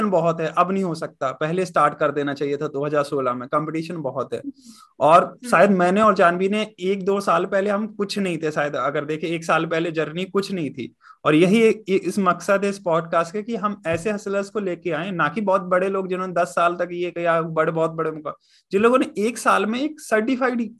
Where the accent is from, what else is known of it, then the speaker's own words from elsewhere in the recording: Jhansi, Uttar Pradesh, India; मैं झांसी से हूँ आप प्रयागराज से हैं